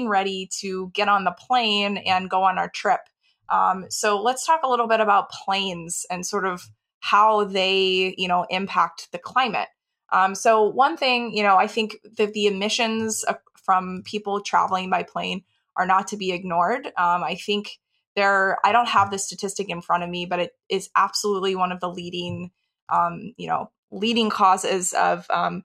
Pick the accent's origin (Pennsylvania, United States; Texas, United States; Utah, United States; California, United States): Texas, United States; moved away as an adult; also born or lived in Dallas / Austin / New York / Washington, D.C.; I grew up in Texas where everyone has a car